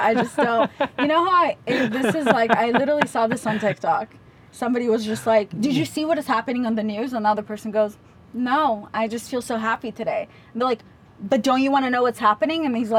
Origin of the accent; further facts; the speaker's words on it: Israel; moved away; also born or lived in Russia; No, we grew up in Israel. Back then during communism, they kicked us out for being Jews.